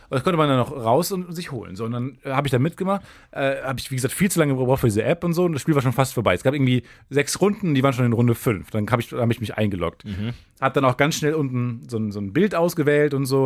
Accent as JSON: {"language": "German", "town": "Cologne", "region": "North Rhine-Westphalia", "country": "Germany", "said": "Ich als Kölner"}